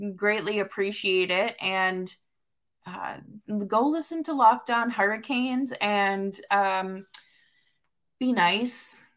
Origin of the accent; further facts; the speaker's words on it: New England, United States; I grew up in New England.